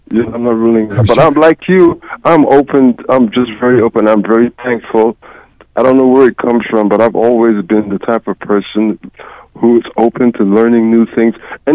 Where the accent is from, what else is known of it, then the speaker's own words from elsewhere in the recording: New York City, New York, United States; moved away as an adult; now in Charlotte, United States; Yes, I'm formerly from the Big Apple.